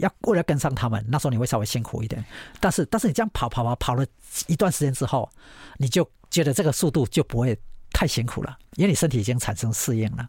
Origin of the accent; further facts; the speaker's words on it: Taiwan; 我不是美国籍的人，我是台湾人